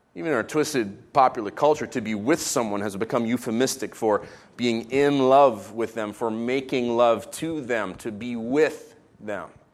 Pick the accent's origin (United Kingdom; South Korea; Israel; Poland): Israel; moved away; I was raised in Israel.